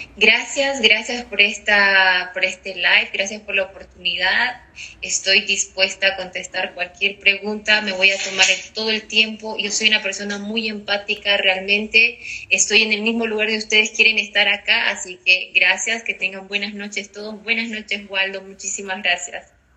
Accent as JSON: {"language": "Spanish", "country": "Bolivia", "moved": "as an adult", "lives_now": "Ireland", "said": "soy de Bolivia."}